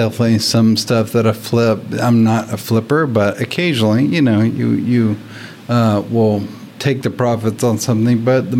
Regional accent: Nashville, Tennessee, United States; Nashville, Tennessee.

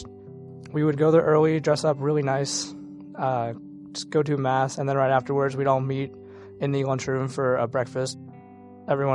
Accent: St. Louis, Missouri, United States; I'm from St. Louis, Missouri

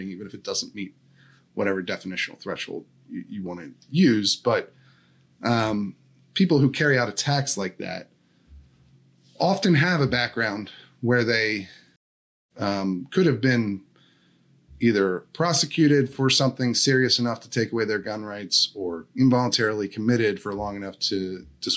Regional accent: Downingtown, Pennsylvania, United States; moved away; I'm from Chester County, Pennsylvania, from Downingtown

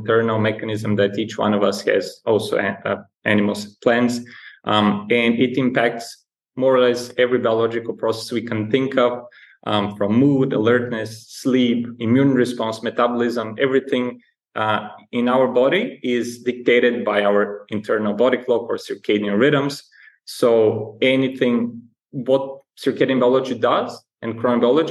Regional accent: Bulgaria; moved away as an adult; also born or lived in Alaska / London / Germany / Netherlands; I'm originally from Bulgaria, a small Eastern European country

